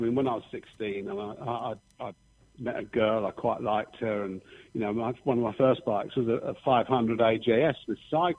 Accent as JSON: {"language": "English", "town": "Letchworth Garden City", "region": "East of England", "country": "United Kingdom", "tie": "born or raised there", "said": "Letchworth Garden City, which is obviously my hometown where I was born"}